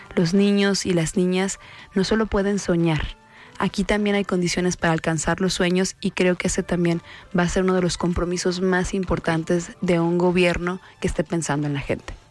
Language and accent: Spanish; Guadalajara, Jalisco, Mexico; Yo soy del oriente de Guadalajara, de Talpita. Hace 40 años, aquí nuevamente ya les revelé mi edad, hace 40 años eh, no era un territorio muy seguro para una niña